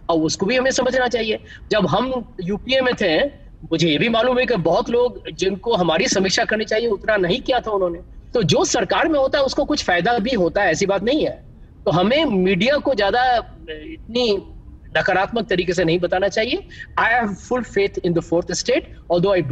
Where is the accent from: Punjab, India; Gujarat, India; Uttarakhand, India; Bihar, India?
Bihar, India; मैं बिहारी हूँ बिहार के मेरे फादर थे प्रोफेसर इकोनॉमिक्स के